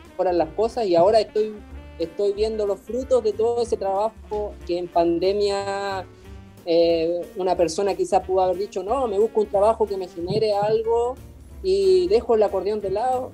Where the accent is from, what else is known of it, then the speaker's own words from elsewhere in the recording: Puerto Cisnes, Aysén, Chile; moved away as an adult; also born or lived in Valparaíso, Chile; now in Massachusetts, United States; Yo soy de la Patagonia, Puerto Cisnes.